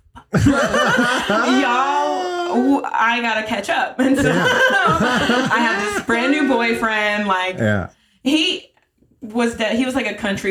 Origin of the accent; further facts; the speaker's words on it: Gulf Shores, Alabama, United States; All my sisters live in Birmingham, but I'm from like the Gulf Shores, Alabama area.